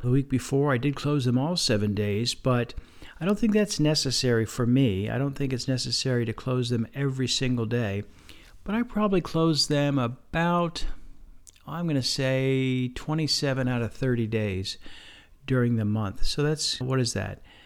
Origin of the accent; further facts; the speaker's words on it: Lebanon County, Pennsylvania, United States; nearby my hometown, It's in Lebanon County, Pennsylvania